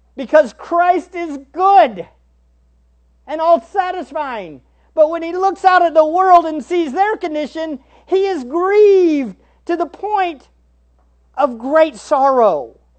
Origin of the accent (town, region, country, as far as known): United States